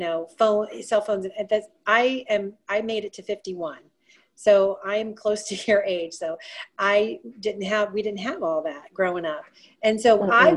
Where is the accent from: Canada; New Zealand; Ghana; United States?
United States; Ohio; moved away as an adult; also born or lived in Florida / Colorado; I grew up in Ohio. And then after I grew up in Ohio, I moved to Florida for a little bit. And then I spent the last 3 decades in Colorado. And now I'm back in Ohio.